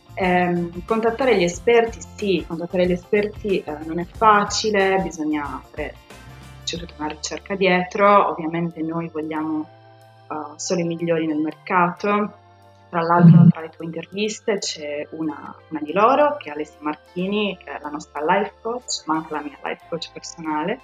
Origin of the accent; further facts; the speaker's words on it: Sardinia, Italy; moved away as an adult; now in London, United Kingdom; nata e cresciuta in Sardegna, uh, ho conseguito tutti i miei studi qua in Sardegna